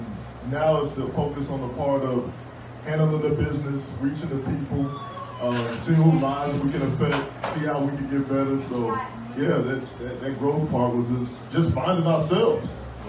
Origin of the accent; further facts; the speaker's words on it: Covina, California, United States; we're two dudes from Covina.